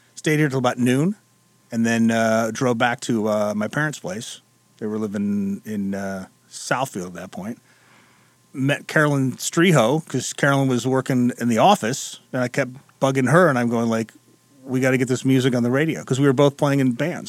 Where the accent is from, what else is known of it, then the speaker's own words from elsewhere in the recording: England, United Kingdom; now in Detroit, United States; growing up in England.